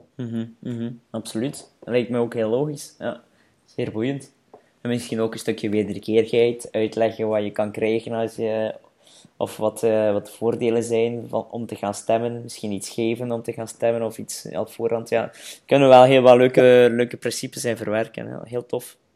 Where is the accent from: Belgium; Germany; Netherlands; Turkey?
Belgium; Flanders; bij ons in Vlaanderen